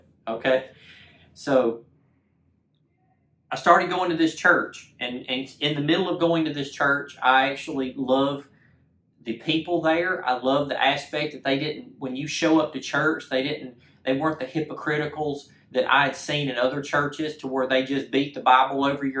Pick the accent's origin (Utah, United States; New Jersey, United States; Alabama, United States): Alabama, United States; Clanton; I'm originally from Clanton, Alabama, okay, small town in the middle of Alabama